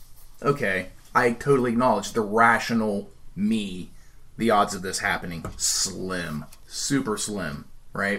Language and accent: English; Washington Court House, Ohio, United States; I was born in Washington Courthouse, Ohio